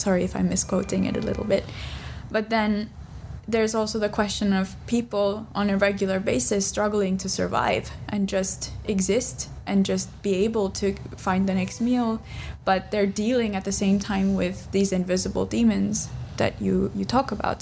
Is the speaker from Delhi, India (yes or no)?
yes; Delhi, India; I'm from Delhi